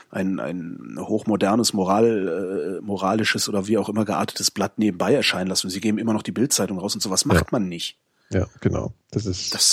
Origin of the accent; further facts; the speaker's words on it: Bavaria, Germany; wie nennt man auf Hessisch und Kölsch das Ende vom Brot? Bei uns in Oberbayern ist es Scherzel.